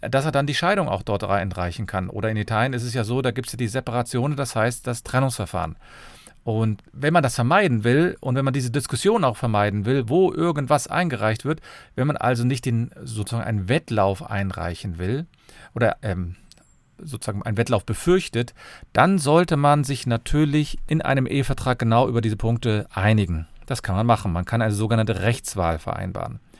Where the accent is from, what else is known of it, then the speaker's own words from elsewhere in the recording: Cologne, North Rhine-Westphalia, Germany; ich bin Fachanwalt für Familienrecht, ich komme aus Köln.